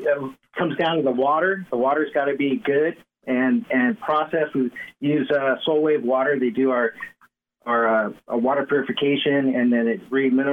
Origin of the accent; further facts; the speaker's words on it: Santa Barbara, California, United States; Well, I'm from Santa Barbara. I grew up here. I went to Monroe, La Cumbra, San Marcos, joined the Coast Guard for 5 years, got out, went to Santa Barbara City College, went to ECSB